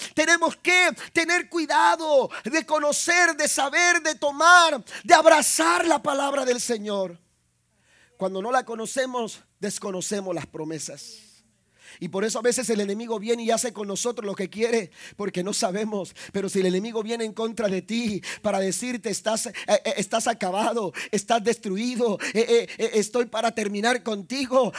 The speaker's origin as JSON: {"language": "Spanish", "town": "Ciudad Madero", "region": "Tamaulipas", "country": "Mexico", "tie": "born or raised there", "also_born_or_lived": "Tampico", "moved": "yes", "said": "Bueno, de Ciudad Madero, ahí un ladito"}